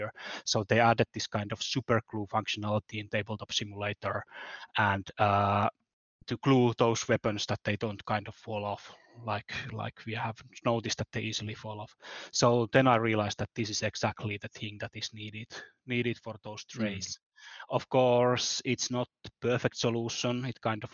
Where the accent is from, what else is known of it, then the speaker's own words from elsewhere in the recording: Finland; I'm from Finland